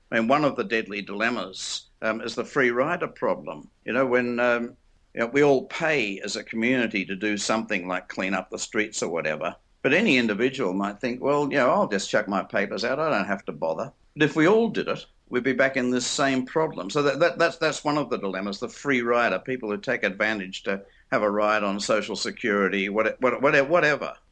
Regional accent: Australia; also born or lived in England; I'm Australian

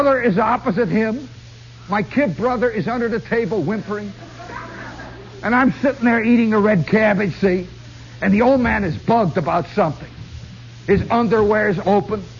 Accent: United States; It's terrible being an American.

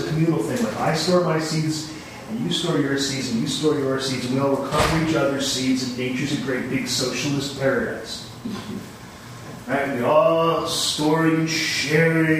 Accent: Canada; I'm Canadian

